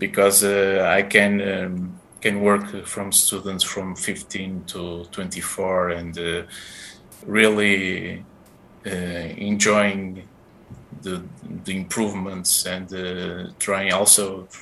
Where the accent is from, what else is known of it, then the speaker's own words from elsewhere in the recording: Porto, Norte, Portugal; English is a second language; I'm Portuguese. I was born in Porto, in the city